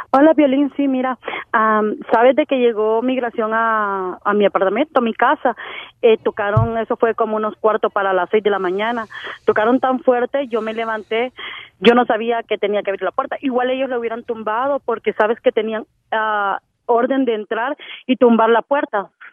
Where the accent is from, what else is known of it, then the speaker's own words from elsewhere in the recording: Honduras; moved away; como buena hondureña